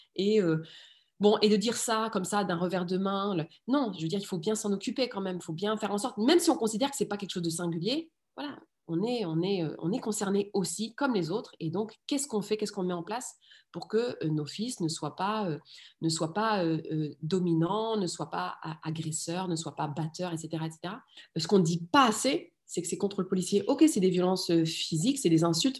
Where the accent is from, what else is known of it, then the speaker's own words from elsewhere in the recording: France; also born or lived in Rif, Morocco; j'ai vraiment grandi alors en France, mais je suis née au Maroc et je suis née dans le Rif